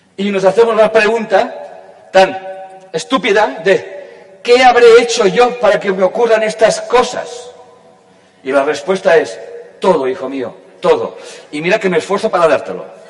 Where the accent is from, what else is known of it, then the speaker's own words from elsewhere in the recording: Catalonia, Spain; yo pertenezco, nací, la conciencia sabrá, en un país que se llama España y en una comunidad autónoma que se llama Cataluña.